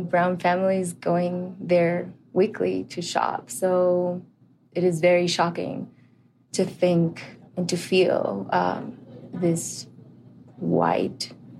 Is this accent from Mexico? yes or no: yes; Ciudad Juárez, Chihuahua, Mexico; now in El Paso, United States; I grew up in Juarez. I grew up crossing the border every day to come to school